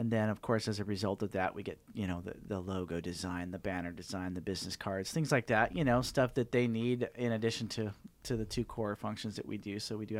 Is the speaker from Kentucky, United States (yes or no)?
no; Green Valley Lake, California, United States; Live up in Green Valley Lake, up in the mountains.